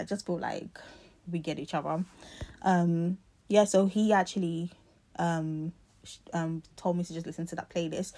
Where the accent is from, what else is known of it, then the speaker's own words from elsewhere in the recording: London, United Kingdom; moved away as an adult; I'm from South London